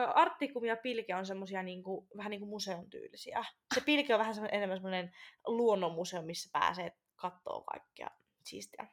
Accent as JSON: {"language": "Finnish", "town": "Rovaniemi", "region": "Lapland", "country": "Finland", "moved": "as an adult", "lives_now": "Tampere, Finland", "said": "mä oon Rovaniemeltä"}